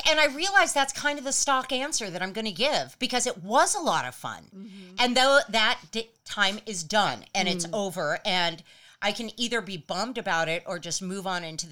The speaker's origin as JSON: {"language": "English", "town": "Los Angeles", "region": "California", "country": "United States", "tie": "born or raised there", "said": "growing up in LA."}